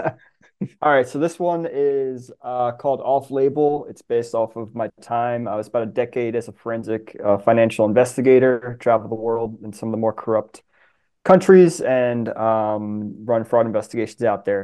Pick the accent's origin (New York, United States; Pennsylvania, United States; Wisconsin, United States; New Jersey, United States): New York, United States; Long Island; now in Washington, D.C., United States; I grew up in Long Island, so that's the marine life that I grew up loving.